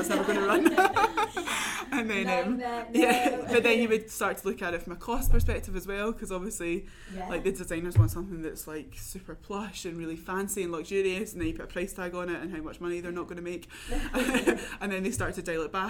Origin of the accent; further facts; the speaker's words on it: Glasgow, Scotland, United Kingdom; also born or lived in Newcastle; now in Reading, United Kingdom; I'm from Glasgow originally